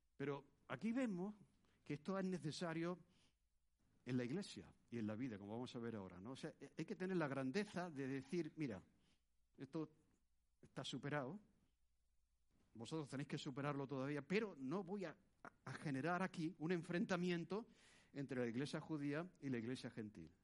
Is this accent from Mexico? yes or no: no; Spain; born or raised there